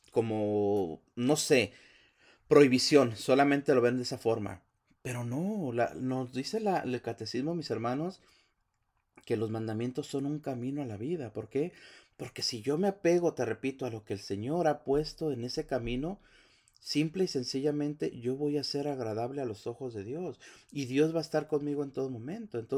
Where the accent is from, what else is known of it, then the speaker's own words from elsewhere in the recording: Mexico; now in United States; Estados Unidos, mis hermanos, venimos de, un país que, que, no es el nuestro, es un país, la mayoría venimos de México, toda la gente que viene.